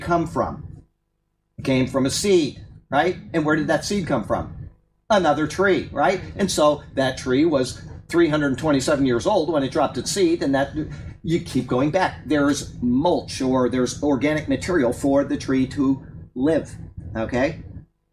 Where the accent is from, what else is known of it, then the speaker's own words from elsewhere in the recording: Sarasota, Florida, United States; I was raised in Sarasota, Florida